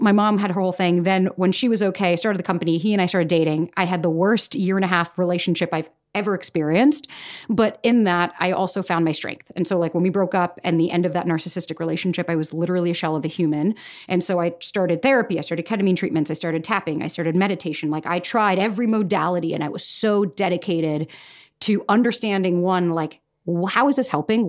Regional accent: Florida, United States; moved away as an adult; now in New York, United States; born and raised in Florida

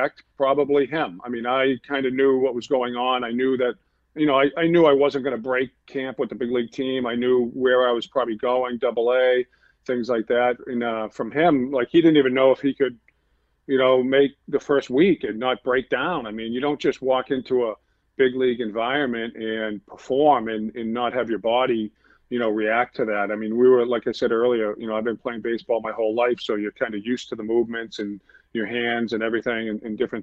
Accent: Boston, Massachusetts, United States; also born or lived in Billerica, Massachusetts; I grew up in Boston

